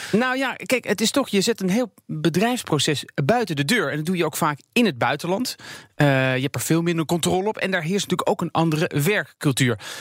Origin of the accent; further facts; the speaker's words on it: Netherlands; als Nederlander